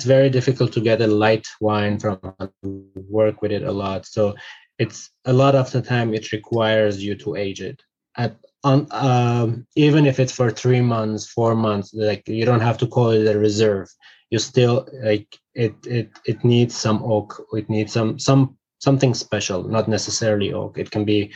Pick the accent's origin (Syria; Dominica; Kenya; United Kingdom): Syria; now in Armenia; I was born in Syria. I returned to Armenia in 2006